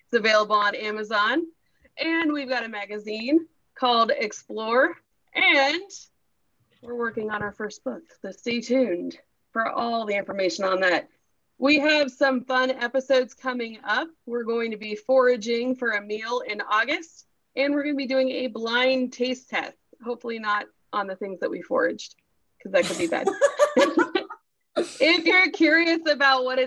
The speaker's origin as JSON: {"language": "English", "town": "Cincinnati", "region": "Ohio", "country": "United States", "said": "I am from the Cincinnati, Ohio area"}